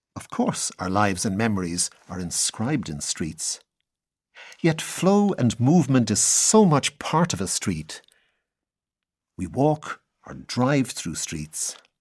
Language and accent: English; Dublin, Leinster, Ireland; also born or lived in west of Ireland; born and bred in Dublin